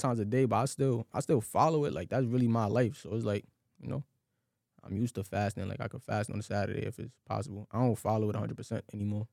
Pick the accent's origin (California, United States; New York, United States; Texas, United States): New York, United States; New York City; I grew up like in Crown Heights. You know, I was living with my grandma